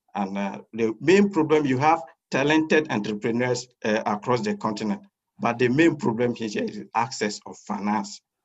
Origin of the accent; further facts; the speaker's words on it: Côte d’Ivoire; moved away as an adult; now in Istanbul, Turkey; I am from Cote d'Ivoire. I did my first degree in economics and master's in economics in Cote d'Ivoire